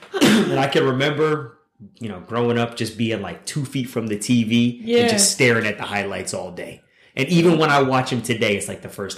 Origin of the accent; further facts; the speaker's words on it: Pittsburgh, Pennsylvania, United States; also born or lived in Atlanta, Georgia; I was born in Atlanta, Georgia. Grew up in Pittsburgh